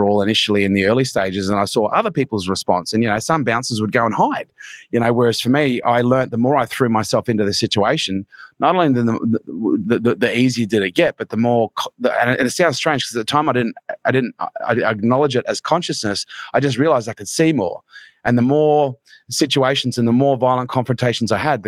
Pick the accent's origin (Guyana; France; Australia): Australia; Townsville, Queensland; where we grew up in Townsville was a pretty rough place